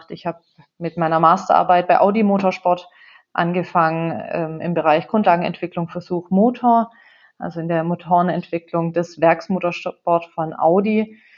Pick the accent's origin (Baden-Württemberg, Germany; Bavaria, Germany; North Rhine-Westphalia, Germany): Baden-Württemberg, Germany; Wo komme ich her? Ähm, wenn wir ganz vorne anfangen, ich bin aufgewachsen in einem kleinen Dorf bei Heilbronn